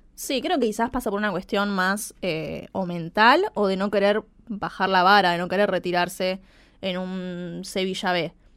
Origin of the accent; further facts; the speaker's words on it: Argentina; nuestro país